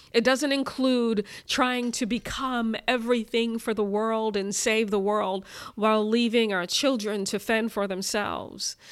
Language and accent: English; Brooklyn, New York, United States; growing up in Brooklyn in the seventies and in the eighties